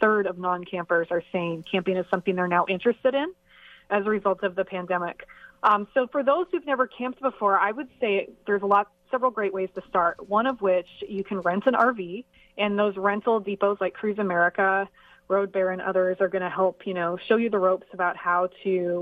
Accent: Montana, United States; I'm from Montana. I grew up in Montana, which is a beautiful part of the country.

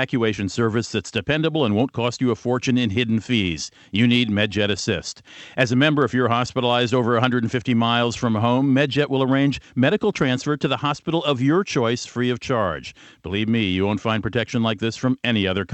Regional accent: Washington, District of Columbia, United States; my hometown of Washington, D.C.

